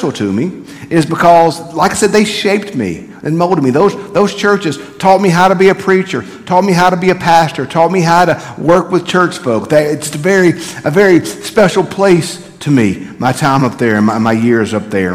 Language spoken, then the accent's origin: English; Bogue Chitto, Mississippi, United States; moved away; I'm from Lincoln County. I'm from Bogachita.